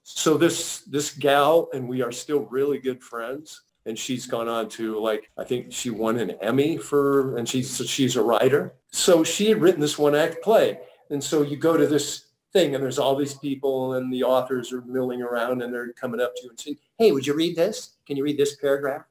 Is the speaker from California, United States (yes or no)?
yes; San Jose, California, United States; moved away as an adult; also born or lived in Santa Barbara; now in Los Angeles, United States; my hometown of San Jose